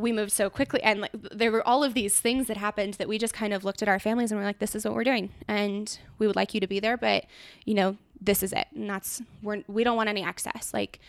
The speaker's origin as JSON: {"language": "English", "region": "California", "country": "United States", "tie": "born or raised there", "said": "Like, I'm born and raised California girl"}